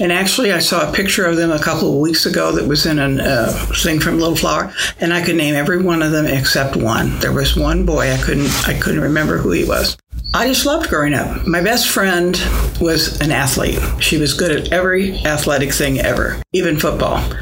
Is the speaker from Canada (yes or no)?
no; Springfield, Illinois, United States; I grew up in the south part of Springfield in Southern View